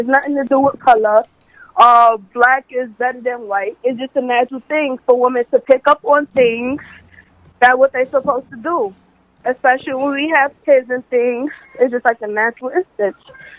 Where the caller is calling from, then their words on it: Brooklyn, New York, United States; I'm calling from Brooklyn.